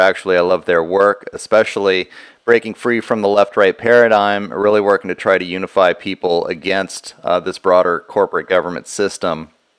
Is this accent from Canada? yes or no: no; Houston area, Texas, United States; we're both from the Houston area. I grew up just outside of Houston.